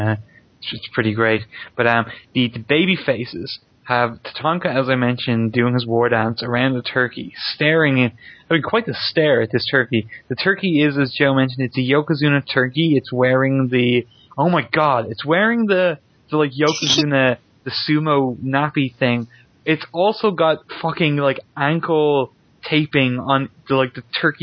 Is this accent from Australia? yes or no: no; Ireland; I'm Irish